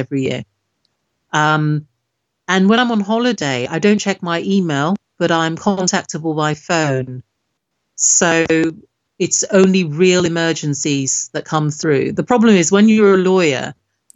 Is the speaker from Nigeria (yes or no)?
yes; Nigeria; now in United Kingdom; I'm originally from Nigeria